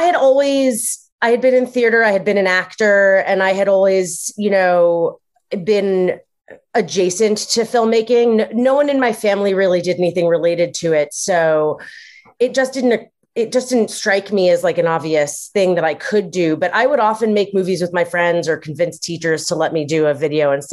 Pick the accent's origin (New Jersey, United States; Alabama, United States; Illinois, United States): New Jersey, United States; moved away; I grew up in North Jersey